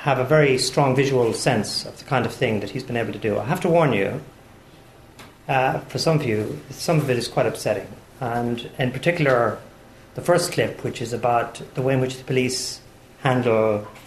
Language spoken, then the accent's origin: English; Ireland; as an Irishman